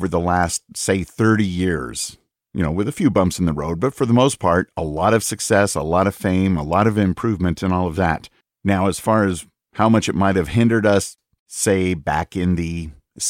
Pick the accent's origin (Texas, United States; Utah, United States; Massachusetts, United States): Utah, United States; Salt Lake City; Growing up in the Salt Lake City area